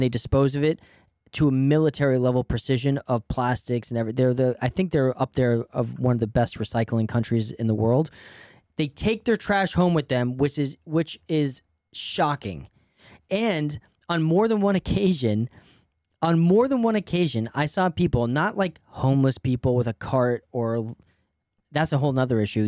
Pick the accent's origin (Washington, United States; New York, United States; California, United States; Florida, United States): New York, United States; as an American, but also as a New Yorker